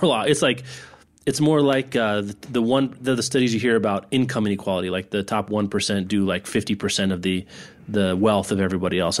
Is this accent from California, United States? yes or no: no; Lawrence, Kansas, United States; my hometown of Lawrence